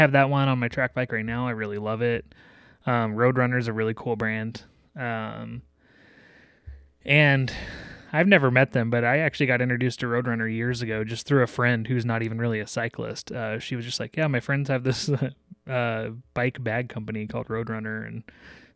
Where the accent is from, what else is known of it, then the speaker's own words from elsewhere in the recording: Denver, Colorado, United States; I hail from Denver.